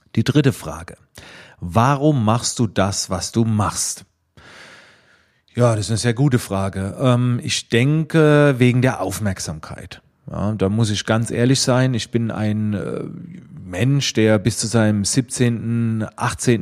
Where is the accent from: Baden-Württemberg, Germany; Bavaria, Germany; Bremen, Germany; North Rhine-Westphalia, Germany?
Baden-Württemberg, Germany; Schwetzingen; Man hörte es oder man hörte es ein klein wenig aus dem äh, Dialekt, ähm, aus welcher Ecke in Deutschland ich wohl komme. Ich komme aus der Nähe von Heidelberg-Mannheim in Schwetzingen